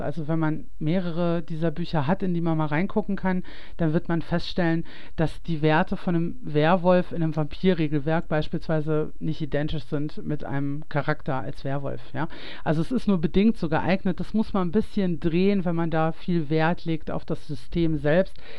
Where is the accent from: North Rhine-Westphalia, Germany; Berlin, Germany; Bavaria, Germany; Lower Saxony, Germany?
North Rhine-Westphalia, Germany; Ruhr area; moved away; ich komme ja eigentlich aus dem Ruhrgebiet